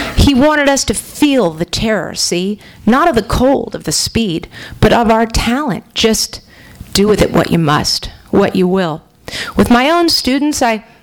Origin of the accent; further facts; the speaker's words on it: San Francisco, California, United States; I grew up in San Francisco